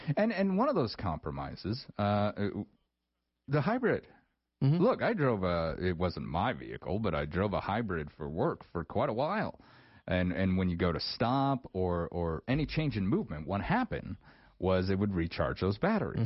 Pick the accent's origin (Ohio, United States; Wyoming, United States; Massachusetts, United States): Wyoming, United States; rural; those of us who've kind of grown up in in rural Wyoming our whole lives